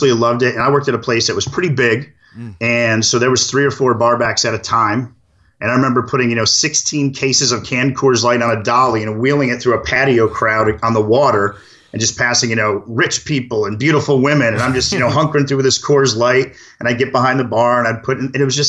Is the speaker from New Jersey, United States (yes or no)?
no; Syracuse, New York, United States; also born or lived in Buffalo; I grew up in Syracuse